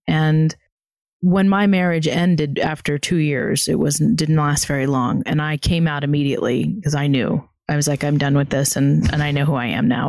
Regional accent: the South, United States; I was also born and raised in the South

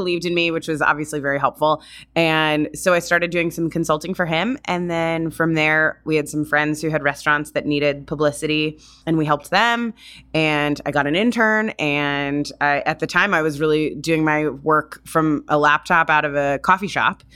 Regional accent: Florida, United States; also born or lived in California / New York; now in San Francisco, United States; I grew up in Florida.

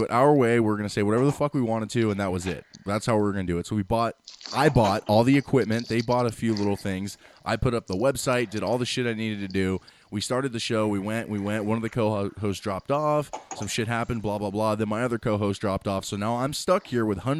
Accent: United States; I'm American, and here in America

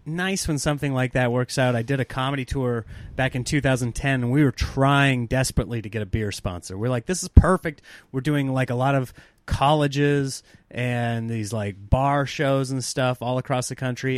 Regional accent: Nebraska, United States; growing up in Nebraska

